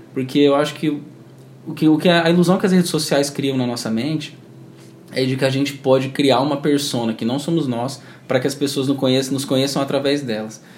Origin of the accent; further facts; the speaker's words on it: Campo Grande, Mato Grosso do Sul, Brazil; moved away as an adult; now in Campinas, Brazil; Eu sou daqui de Campo Grande, e mas eu, mas eu não moro aqui atualmente, eu tô morando em Campinas, São Paulo